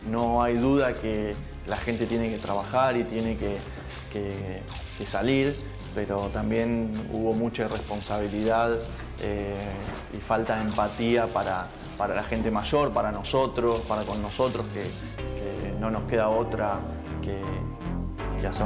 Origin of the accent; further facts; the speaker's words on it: La Plata, Buenos Aires Province, Argentina; soy intensivista eh, del Hospital San Martín de la Plata, eh, soy platense y recién está comenzando mi guardia